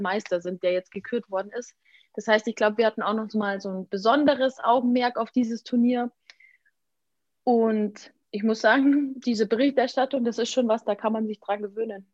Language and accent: German; Germany; bei uns in Deutschland